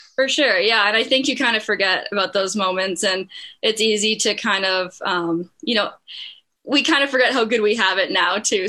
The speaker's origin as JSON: {"language": "English", "town": "Bruderheim", "region": "Alberta", "country": "Canada", "tie": "born or raised there", "said": "Bruderheim, that's definitely where my roots are. And um, that's where I started my hockey career"}